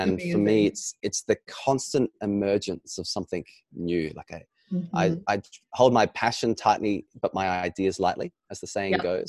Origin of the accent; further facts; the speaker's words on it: Australia; being an Australian and born in Australia